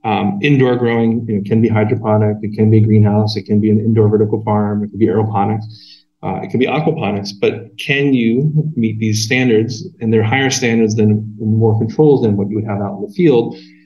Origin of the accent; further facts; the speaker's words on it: Pacific Northwest, United States; Hops, if you imagine this growing up in the Northwest